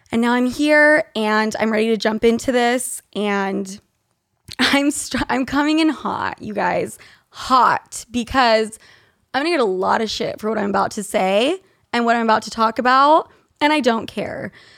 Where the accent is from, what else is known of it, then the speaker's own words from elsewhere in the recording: Utah, United States; I grew up in Utah